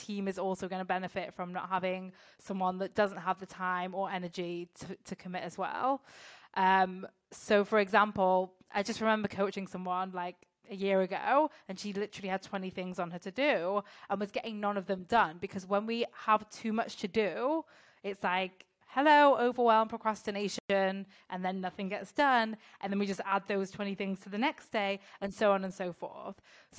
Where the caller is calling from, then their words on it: France; I'm calling in from France, which is nice.